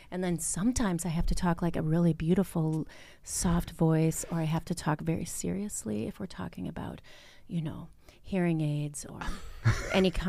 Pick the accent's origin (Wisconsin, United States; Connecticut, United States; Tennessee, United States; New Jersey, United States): Wisconsin, United States; people can still hear that I'm from Wisconsin.